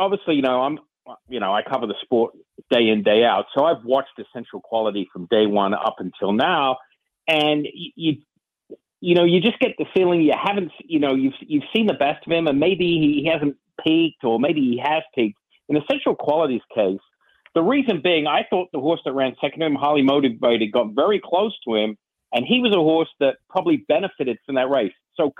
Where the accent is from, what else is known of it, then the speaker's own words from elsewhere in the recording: England, United Kingdom; now in United States; I was born and raised in England. I've lived in the States 20, 25 years.